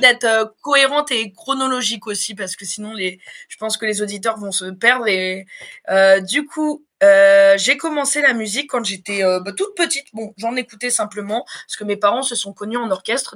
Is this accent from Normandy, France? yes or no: yes; Évreux, Normandy, France; moved away as an adult; also born or lived in Dreux; now in Paris, France; je suis originaire de Normandie, je suis née à Dreux, j'ai passé toute ma scolarité en Normandie à Évreux, et je suis arrivée à Paris en 2019